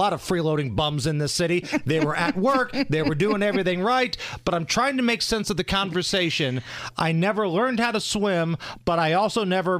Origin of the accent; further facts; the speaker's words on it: Beech Grove, Indiana, United States; also born or lived in Muncie; Listen, I grew up in Beech Grove and went to school in Muncie.